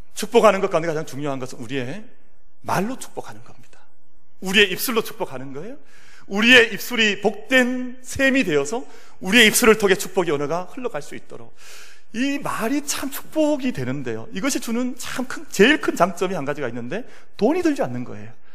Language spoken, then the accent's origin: Korean; South Korea